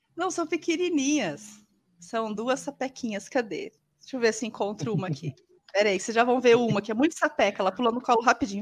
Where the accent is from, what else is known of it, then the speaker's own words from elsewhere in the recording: Leme, São Paulo, Brazil; also born or lived in Rio Claro; nasci em Leme, em 77